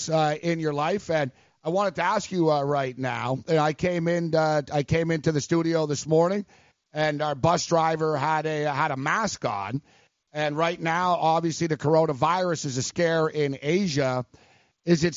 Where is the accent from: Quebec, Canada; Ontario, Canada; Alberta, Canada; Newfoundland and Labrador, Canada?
Quebec, Canada; Montreal; now in New York, United States; I'm actually from Montreal